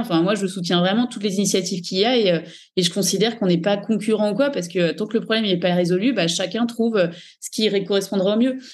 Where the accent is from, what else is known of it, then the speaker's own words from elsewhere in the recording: Paris region, Île-de-France, France; moved away as an adult; now in Dubai, United Arab Emirates; j'ai vécu en région parisienne euh, entre le 91, puis le 77, puis Paris